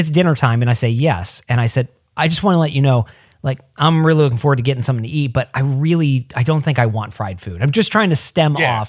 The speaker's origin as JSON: {"language": "English", "region": "Midwest", "country": "United States", "tie": "born or raised there", "said": "Where I was raised in the Midwest"}